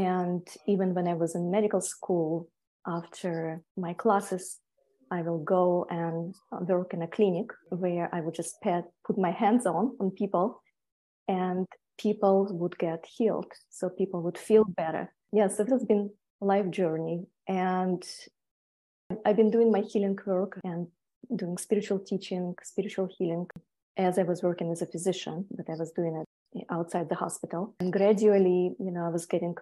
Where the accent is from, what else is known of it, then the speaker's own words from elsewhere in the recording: Siberia, Tuva, Russia; moved away as an adult; also born or lived in Europe / Hawaii; now in United States; I was born in a little town near border with Mongolia. It's a little republic called Tuva